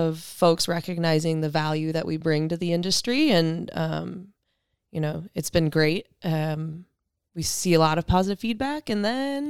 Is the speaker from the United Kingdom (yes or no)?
no; Michigan, United States; Originally born and raised in Michigan. And went to school there, got through college